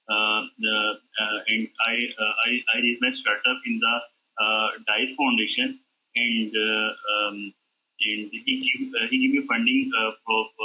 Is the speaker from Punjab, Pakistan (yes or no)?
yes; Lahore, Punjab, Pakistan; I'm from Lahore